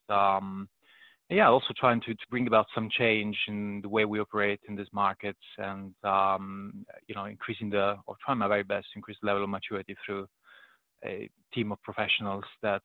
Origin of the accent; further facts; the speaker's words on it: Italy; moved away as an adult; now in United Kingdom; I was born and raised in Italy, and I'm now based in the UK